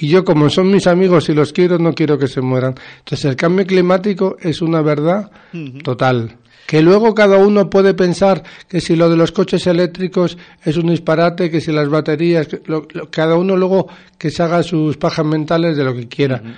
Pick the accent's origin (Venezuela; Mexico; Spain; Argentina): Spain; Basque Country; moved away; yo cuando era niño en el País Vasco